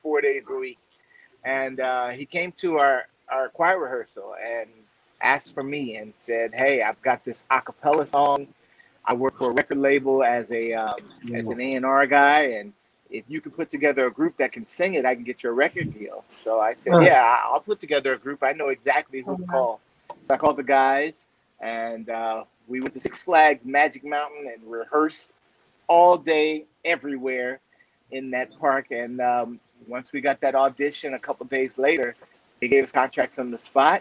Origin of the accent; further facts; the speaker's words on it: Southern California, United States; Three of us are, you know, born and raised in Southern California.